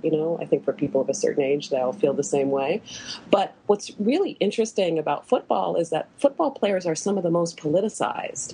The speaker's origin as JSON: {"language": "English", "region": "Western Pennsylvania", "country": "United States", "said": "I'm from Western Pennsylvania"}